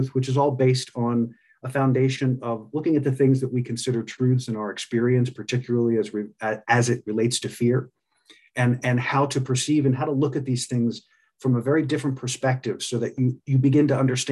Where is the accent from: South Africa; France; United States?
United States; Pennsylvania; I grew up in Pennsylvania